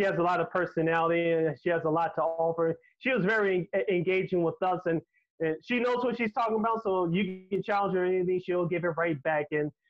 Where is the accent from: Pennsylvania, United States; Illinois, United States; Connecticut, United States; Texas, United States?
Illinois, United States; Chicago; as a Chicagoan